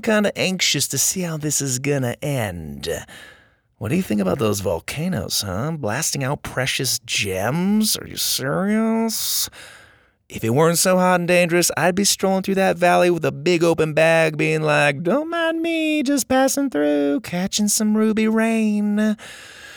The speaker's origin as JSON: {"language": "English", "town": "Gilbert", "region": "Arizona", "country": "United States", "tie": "born or raised there", "said": "I grew up in Gilbert, not far from there"}